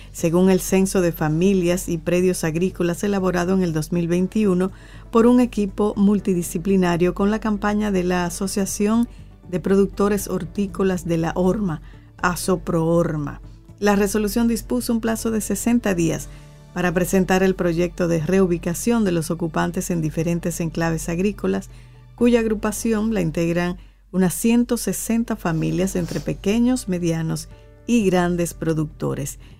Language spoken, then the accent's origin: Spanish; La Vega, Dominican Republic; born there; yo nací en La Vega porque, bueno, en La Vega.